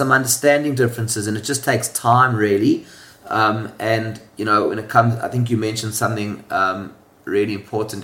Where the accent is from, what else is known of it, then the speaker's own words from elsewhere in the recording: South Africa; moved away as an adult; now in Hong Kong; So I was born in South Africa. If you can't tell from the accent, it's a bit of a giveaway. I left South Africa at the age of 25.